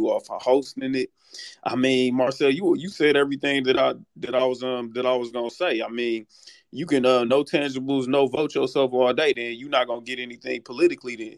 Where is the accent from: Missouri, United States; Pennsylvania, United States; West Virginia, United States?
Missouri, United States; St. Louis; now in San Antonio, United States; I currently live in San Antonio, but I'm originally from St. Louis, Missouri